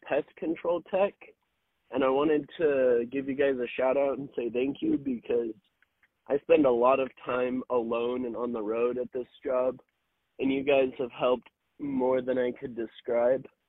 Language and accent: English; Southern California, United States; also born or lived in Lake Havasu City, Arizona; I'm from Southern California, U S.